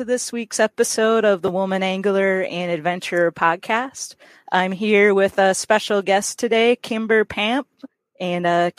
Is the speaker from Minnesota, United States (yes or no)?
yes; Minnesota, United States; moved away; I grew up in Minnesota originally